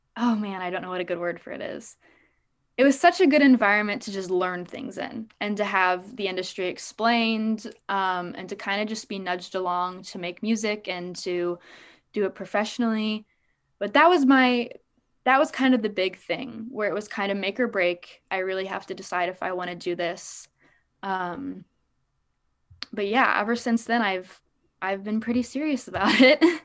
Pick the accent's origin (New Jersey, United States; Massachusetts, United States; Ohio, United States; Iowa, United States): Iowa, United States; Des Moines; born and raised in Des Moines